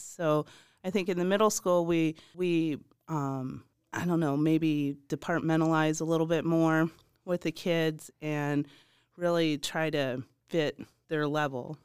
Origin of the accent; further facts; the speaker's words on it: Michigan, United States; moved away; I'm originally from Michigan, and I married a man from Eastern Green